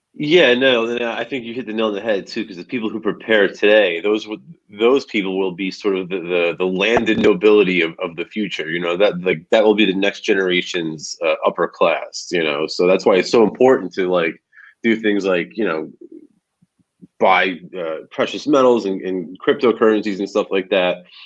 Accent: New Jersey, United States; moved away as an adult; now in Florida, United States; I'm I'm originally from Jersey. Uh, I grew up about 15 minutes outside of Lower Manhattan, and I lived there for most of my life.

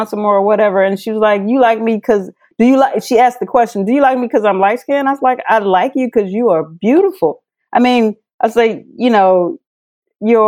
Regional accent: Missouri, United States; I was raised in Missouri

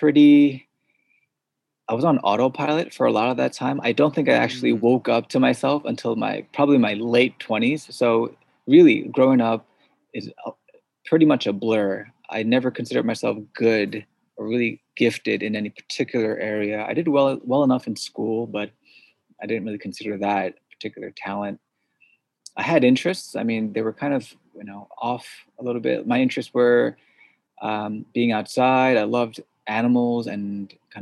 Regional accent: suburbs of New York City, United States; first language Korean; English is a second language; grew up in the suburbs of New York City

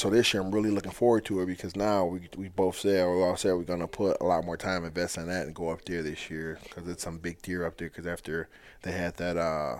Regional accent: Detroit River, Michigan, United States; I grew up on the Detroit River.

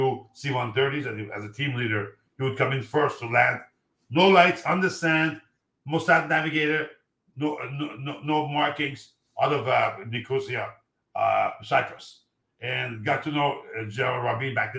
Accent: Iran; moved away; I'm from Iran

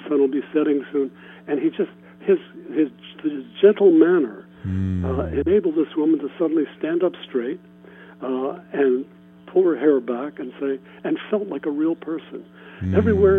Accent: Ohio, United States; moved away as an adult; also born or lived in New York; I grew up in Ohio.

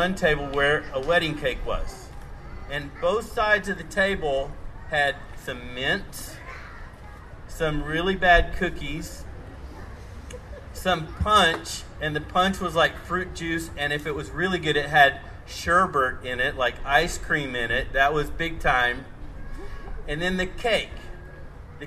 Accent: Tennessee, United States; I am from Tennessee, Southern Baptist, very conservative church

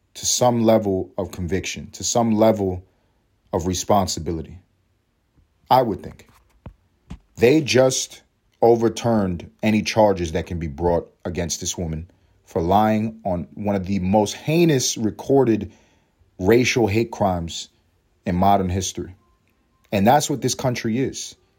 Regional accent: New York City, New York, United States; I grew up in Harlem

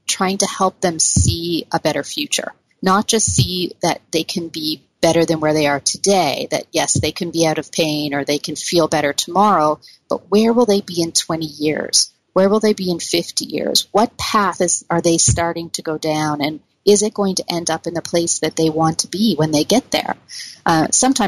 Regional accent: Canada; we're Canadian

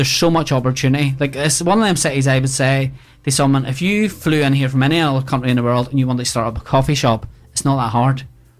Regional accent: Ballymena, Northern Ireland, United Kingdom; also born or lived in Bradford; now in Belfast, United Kingdom; I'm actually originally from Ballymena. So I lived there.

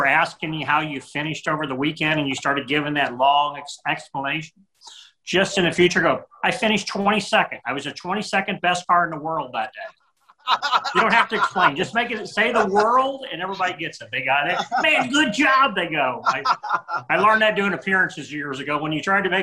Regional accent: St. Louis, Missouri, United States; born and raised in the St. Louis, Missouri area, metro area of St. Louis

